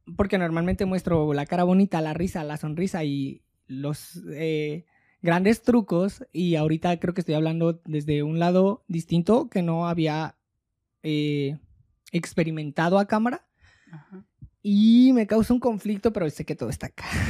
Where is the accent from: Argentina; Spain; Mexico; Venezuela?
Mexico; como sociedad mexicana